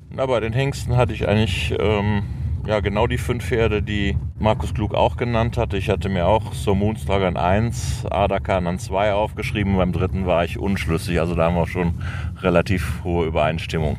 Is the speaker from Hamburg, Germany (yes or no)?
no; Cologne, North Rhine-Westphalia, Germany; als Kölner